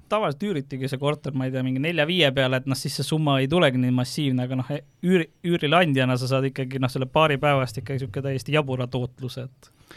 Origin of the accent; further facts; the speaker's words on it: Viljandi, Viljandi County, Estonia; Viljandi, kus ma olen pärit